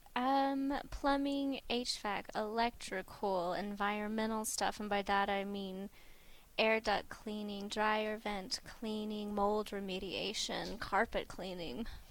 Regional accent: Durant, Oklahoma, United States; moved away; I'm from Durant, Oklahoma, so we normally bop into Durant and visit family

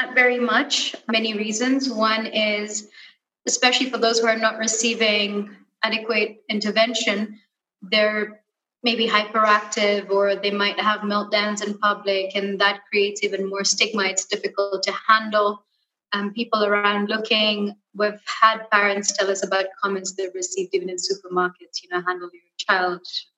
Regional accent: Kenya; born and raised in Kenya, and I studied abroad

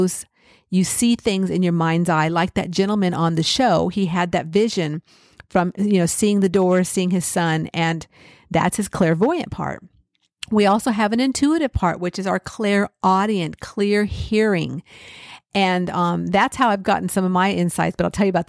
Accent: California, United States; I grew up in California.

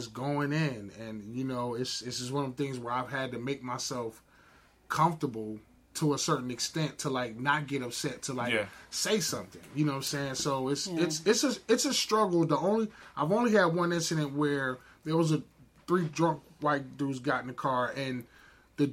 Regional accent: New Jersey, United States; But I'm from Jersey

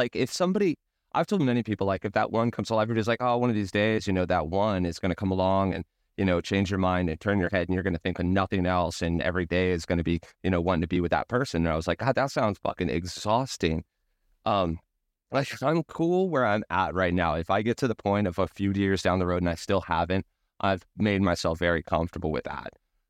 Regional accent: Ventura, California, United States; that beach that we went to all the time growing up in Ventura, California

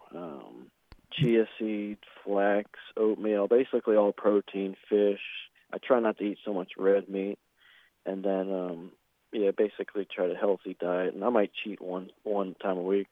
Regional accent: Ormond Beach, Florida, United States; born and raised in Ormond Beach, which is in Volusia County, Florida

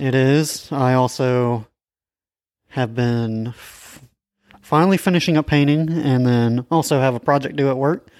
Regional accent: Alabama, United States; we're from Alabama

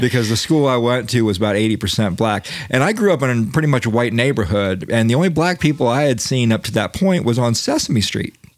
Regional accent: Daytona Beach, Florida, United States; I grew up in Daytona Beach

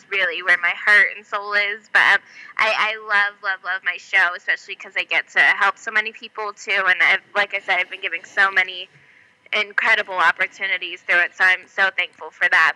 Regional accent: Las Vegas, Nevada, United States; I'm born and raised in Vegas, but most of my family's from New York.

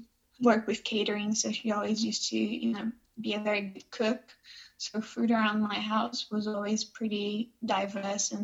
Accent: Rio de Janeiro, Brazil; Born and raised in Rio de Janeiro, Brazil

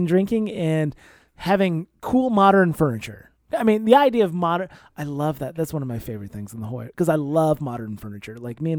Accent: Iowa, United States; maybe it's because I grew up in Iowa in the 90s.

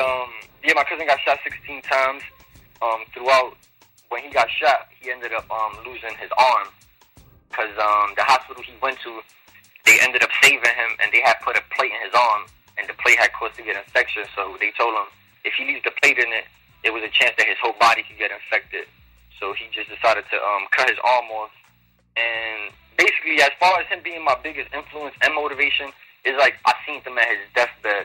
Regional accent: New York City, New York, United States; I'm from New York City, preferably the Bronx area

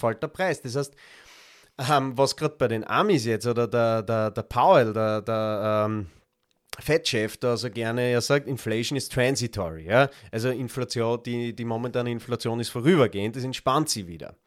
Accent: Graz, Styria, Austria; bei uns in Graz

